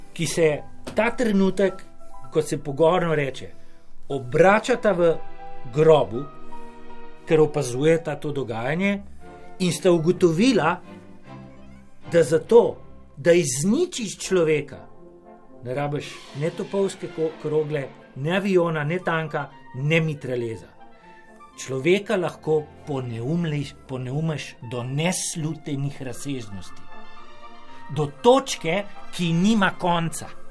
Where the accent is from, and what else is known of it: Slovenia